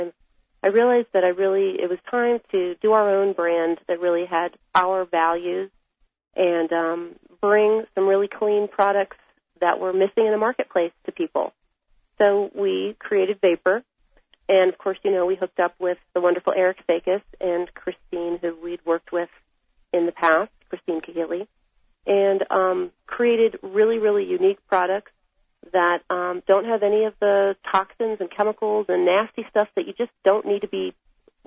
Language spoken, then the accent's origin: English; Washington, District of Columbia, United States; moved away as an adult; now in Taos, United States; I was born in Washington, D.C., and I really didn't want to be part of the political world that I grew up in out there. So I moved to Taos, New Mexico